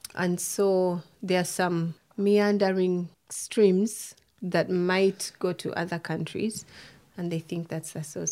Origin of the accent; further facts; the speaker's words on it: Kampala, Central Region, Uganda; moved away as an adult; now in Canada; I'm from Uganda, born and raised in Kampala, the capital